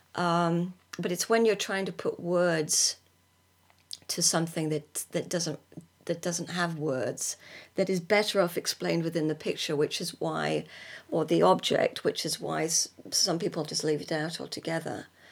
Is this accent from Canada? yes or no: no; United Kingdom; moved away as an adult; also born or lived in California; as British people